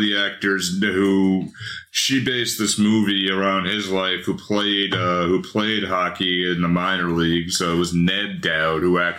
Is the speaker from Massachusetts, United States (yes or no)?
yes; Somerset, Massachusetts, United States; Kaz and I grew up in Somerset, Mass.